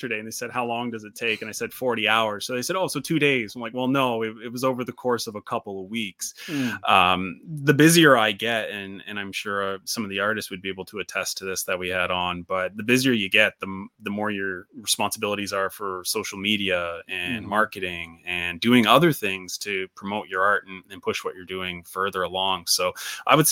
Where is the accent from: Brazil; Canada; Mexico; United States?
Canada; I'm from Canada